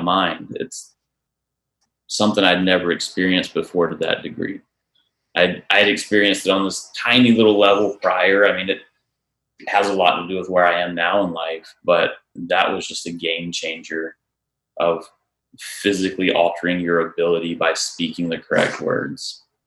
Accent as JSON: {"language": "English", "town": "Charlotte", "region": "North Carolina", "country": "United States", "said": "I'm from Charlotte"}